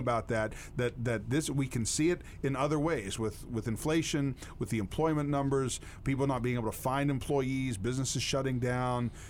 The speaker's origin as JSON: {"language": "English", "country": "United States", "said": "I'm from Bedford County"}